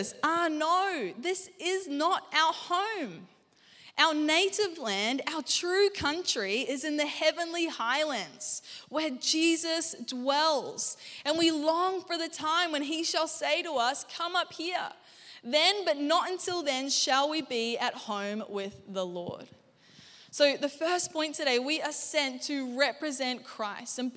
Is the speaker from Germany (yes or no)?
no; Gold Coast, Queensland, Australia; also born or lived in Anderson, South Carolina; now in Brisbane, Australia; I rocked up, this chick from the Gold Coast, and I'm like, hey, how you guys doing? And they're like, this was their response every time to my accent